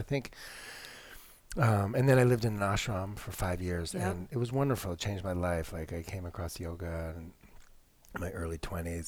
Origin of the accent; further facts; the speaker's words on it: Connecticut, United States; I was like 16, this little white boy growing up in Connecticut